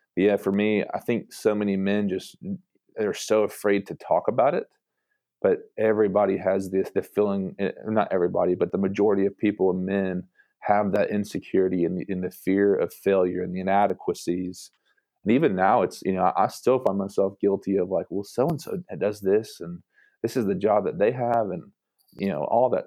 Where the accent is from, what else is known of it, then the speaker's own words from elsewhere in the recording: Brentwood, Tennessee, United States; moved away as an adult; also born or lived in Mexico; now in Chattanooga, United States; I'm from Brentwood, so a Brentwood kid